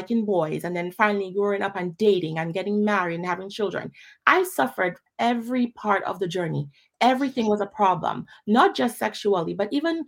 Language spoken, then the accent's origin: English; Dominica; also born or lived in Pointe Michel / Newtown; I grew up in Dominica